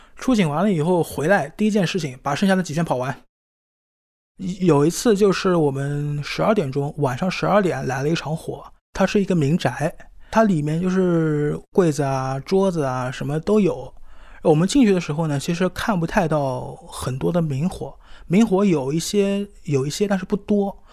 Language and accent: Chinese; Shanghai, China; 今年三十二岁，我是在上海出生长大的